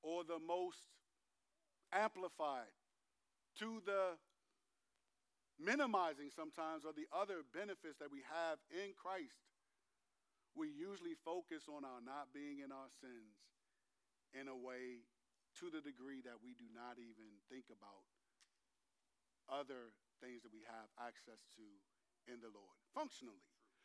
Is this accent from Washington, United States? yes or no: no; Landover, Maryland, United States; I'm from Landover, not just that I went to Bowie High School and graduated from there, not just that I'm a native Prince Georgian